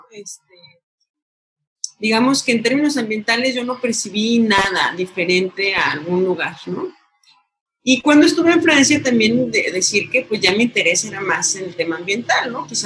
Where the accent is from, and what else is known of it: Mexico